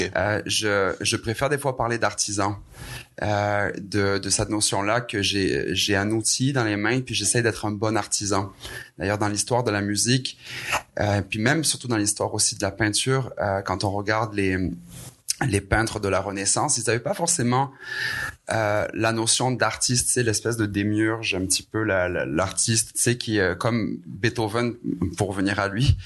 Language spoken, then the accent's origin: French; Aix-en-Provence, Provence-Alpes-Côte d'Azur, France; moved away as an adult; now in Quebec, Canada; je suis un, un, Français hybride québécois. Mhm. Euh, qui, ça fait maintenant 16 ans que je suis ici au Québec, euh, né en France, dans le sud de la France, à Marseille, euh, Aix-en-Provence plus précisément